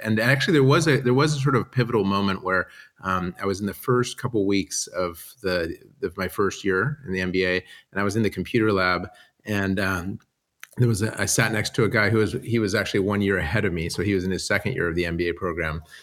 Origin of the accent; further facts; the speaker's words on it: San Diego, California, United States; moved away as an adult; most of my childhood, um, I grew up in San Diego